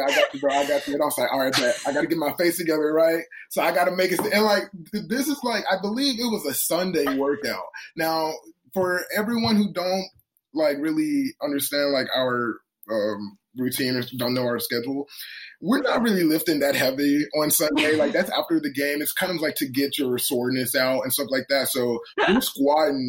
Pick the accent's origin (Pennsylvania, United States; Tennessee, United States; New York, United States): Tennessee, United States; Memphis; moved away; I'm from Memphis. I'm from Tennessee.